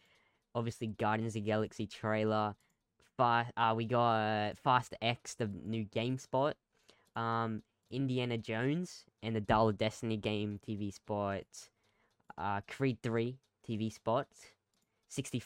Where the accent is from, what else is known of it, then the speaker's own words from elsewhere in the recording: Australia; we're Australian